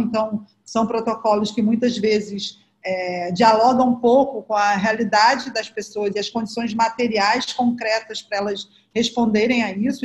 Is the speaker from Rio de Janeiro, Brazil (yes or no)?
yes; Rio de Janeiro, Brazil; eu cresci na Nova Holanda, que é uma das 16 favelas aqui da Maré